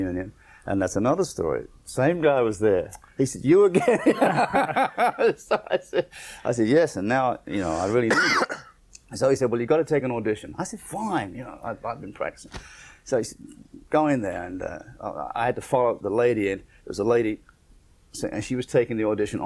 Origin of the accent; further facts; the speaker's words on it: England, United Kingdom; accent: English; moved away as an adult; now in New York, United States; my English accent